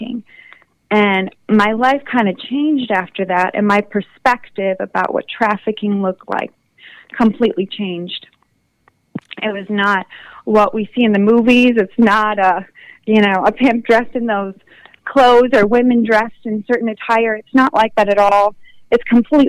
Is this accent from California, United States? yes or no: no; Wisconsin, United States; moved away; I'm originally from the Wisconsin area